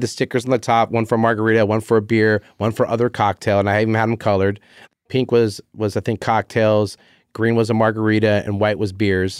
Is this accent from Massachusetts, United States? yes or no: no; Carlsbad, California, United States; I'm a Carlsbad kid